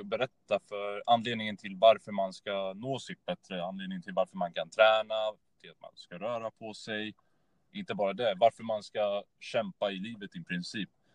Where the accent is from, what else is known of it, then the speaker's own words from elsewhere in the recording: Örebro, Örebro County, Sweden; född och uppvuxen i Örebro